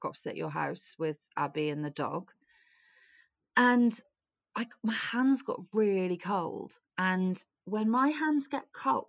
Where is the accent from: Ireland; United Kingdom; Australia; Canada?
United Kingdom; Wales; as a Welsh person